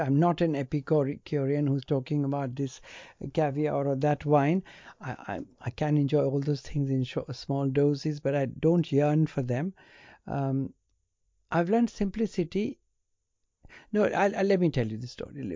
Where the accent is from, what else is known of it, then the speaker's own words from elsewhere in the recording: India; I was born in India